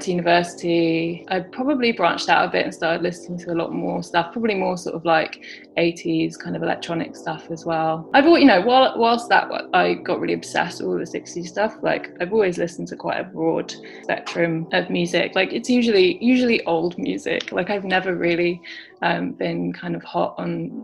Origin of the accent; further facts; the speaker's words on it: Brighton, South East England, United Kingdom; also born or lived in London; I grew up in London and then moved down to Brighton to the coast when I was 11 and sort of was a teenager here, went to school here.